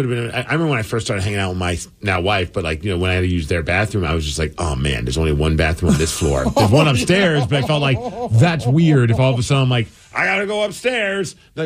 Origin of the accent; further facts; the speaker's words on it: Minnesota, United States; We grew up in Minnesota.